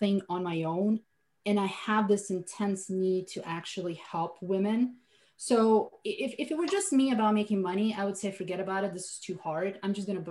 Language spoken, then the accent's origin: English; Slovenia; English is a second language; moved away as an adult; now in United States; I was born and raised in Europe, in Slovenia, a tiny country of 2 million people.